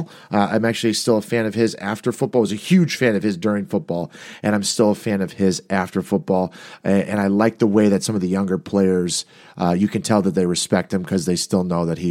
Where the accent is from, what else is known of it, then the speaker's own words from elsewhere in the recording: Illinois, United States; Illinois, my home state